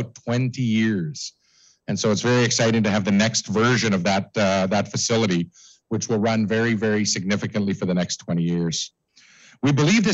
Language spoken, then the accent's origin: English; Davidson, Saskatchewan, Canada; when I was a child growing up in Davidson